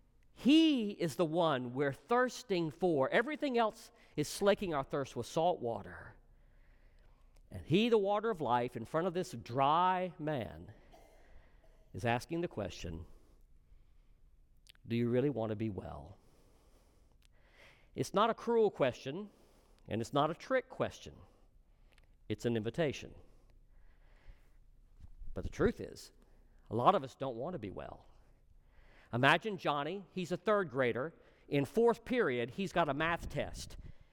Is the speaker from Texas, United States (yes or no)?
yes; Texas, United States; I'm from Texas. I know about this.